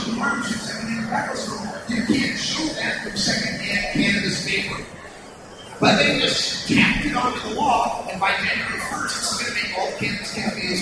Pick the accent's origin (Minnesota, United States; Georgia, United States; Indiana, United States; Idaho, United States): Idaho, United States; Boise; now in Oregon, United States; I'm from Boise originally